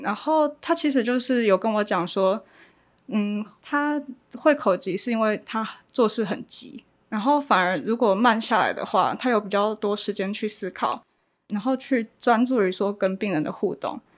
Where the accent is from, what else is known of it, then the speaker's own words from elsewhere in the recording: Kaohsiung, Taiwan; 我是高雄人，然后我，我之前大学是读药学系的，然后今年很有，很幸运考上学士后医学系